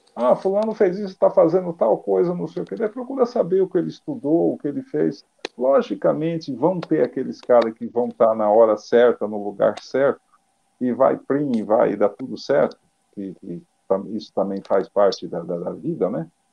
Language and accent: Portuguese; Brazil; como eu sou brasileiro